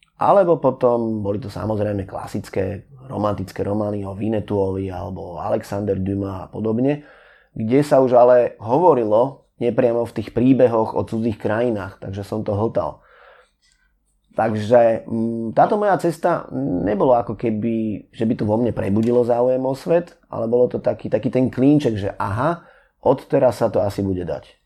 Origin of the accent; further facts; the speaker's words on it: Bratislava, Bratislava Region, Slovakia; pochádzam z Bratislavy